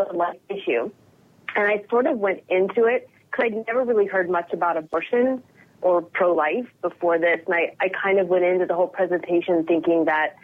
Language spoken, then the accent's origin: English; Portland, Oregon, United States; now in Northern Virginia, United States; I'm actually from Portland, Oregon. That's where I was born and raised